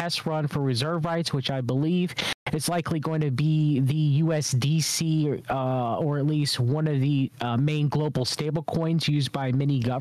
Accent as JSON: {"language": "English", "country": "United States", "said": "as an American"}